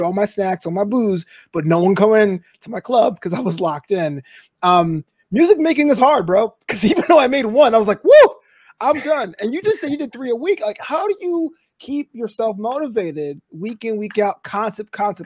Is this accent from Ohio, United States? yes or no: no; New York City, New York, United States; moved away; I'm originally from Brooklyn